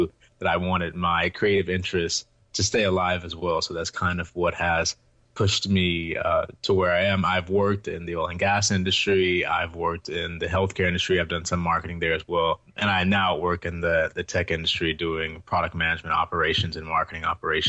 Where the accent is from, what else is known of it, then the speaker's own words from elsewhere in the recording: Houston, Texas, United States; also born or lived in Ohio; I was born and raised here in Houston